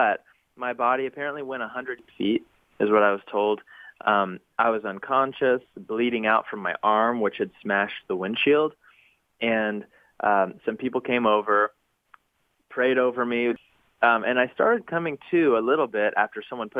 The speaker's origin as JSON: {"language": "English", "town": "Knoxville", "region": "Tennessee", "country": "United States", "tie": "born or raised there", "lives_now": "Nashville, United States", "said": "my hometown of Knoxville, Tennessee"}